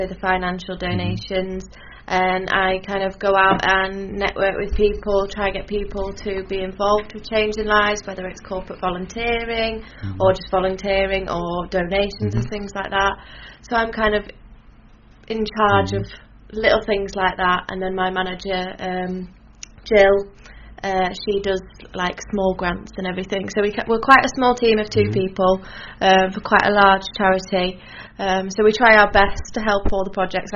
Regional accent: Leeds, Yorkshire and the Humber, United Kingdom; moved away; I'm actually from Leeds originally, so I'm going down home for Christmas

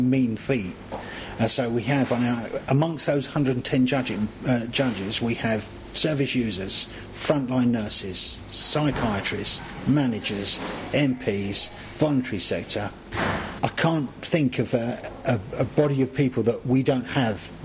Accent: London, United Kingdom; accent: southern; moved away as an adult; also born or lived in Crook, North East England; London. It's my hometown

